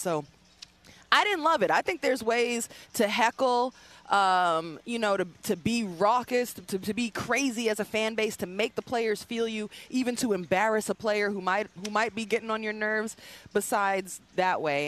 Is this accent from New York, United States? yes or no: yes; New York, United States; I'm from New York. I grew up a Knicks fan.